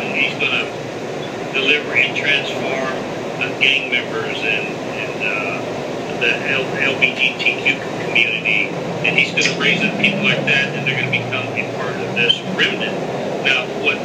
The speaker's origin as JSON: {"language": "English", "town": "San Antonio", "region": "Texas", "country": "United States", "tie": "born or raised there", "said": "I was born and raised in San Antonio, Texas, and I pastored a church there"}